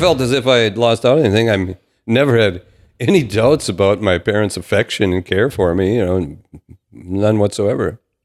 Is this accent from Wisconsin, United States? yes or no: no; Downer, Minnesota, United States; I grew up in Downer, which was in the Barnesville School District